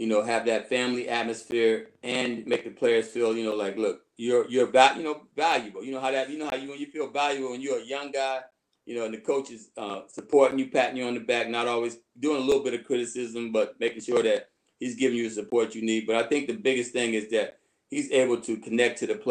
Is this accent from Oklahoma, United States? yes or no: no; Canton, Ohio, United States; moved away as an adult; also born or lived in Michigan; I'm originally from Ohio. I grew up in Canton, Ohio.